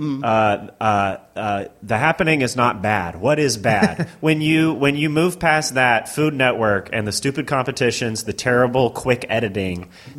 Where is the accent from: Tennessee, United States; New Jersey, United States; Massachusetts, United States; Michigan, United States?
Tennessee, United States; moved away; also born or lived in Oklahoma City; I am from the South. I'm from a deeply religious community